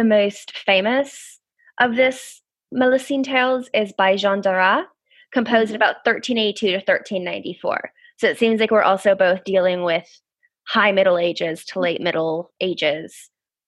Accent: United States; moved away as an adult; now in United Kingdom; as an American

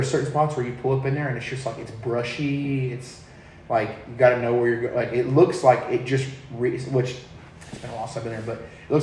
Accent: Canyon Lake, Texas, United States; also born or lived in San Antonio, Texas / Somerset, Texas / Von Ormy, Texas; I lived there until I was like 5, and then moved up here to Canyon Lake, and we've been here ever since

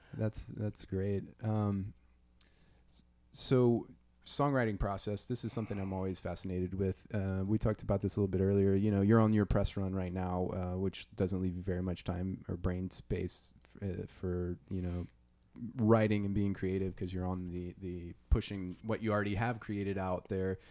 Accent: Louisiana, United States; I'm from Louisiana, so it's gonna be, uh, great to be able to be in, you know, my, my home turf

